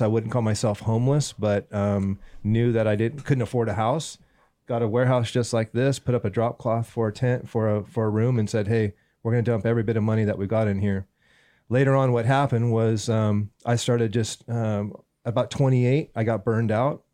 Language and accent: English; Southern California, United States; also born or lived in Northern Bay Area, California; Born and, born and raised in California, Southern California.